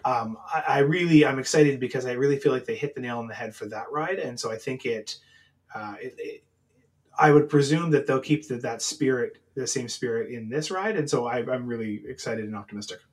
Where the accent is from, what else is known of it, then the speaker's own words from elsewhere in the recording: Canada; being Canadian